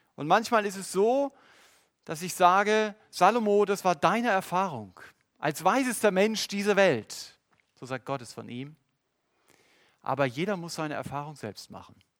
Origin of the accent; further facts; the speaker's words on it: Germany; Als Deutsche